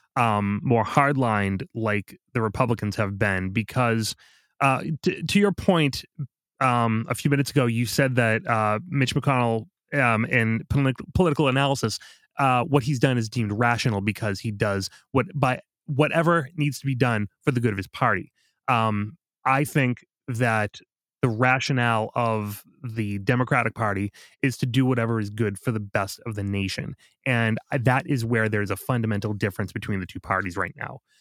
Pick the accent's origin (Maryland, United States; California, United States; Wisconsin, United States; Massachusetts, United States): Massachusetts, United States; Boston; I was from Boston